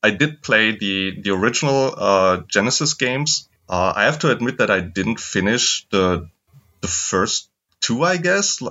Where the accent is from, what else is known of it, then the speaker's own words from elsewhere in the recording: Germany; I'm also from Germany